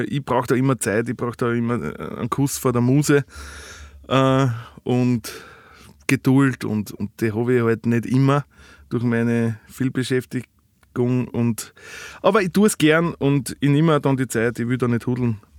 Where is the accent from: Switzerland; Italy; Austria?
Austria; einen Gig mit dem Ernst Hutter spielen dürfen als Österreicher. Das ist wirklich war ein Ritterschlag.